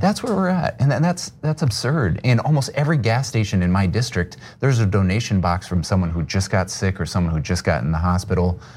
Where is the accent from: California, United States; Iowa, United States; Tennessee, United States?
Iowa, United States; Sioux City; I grew up in Sioux City, Iowa, the largest city in the district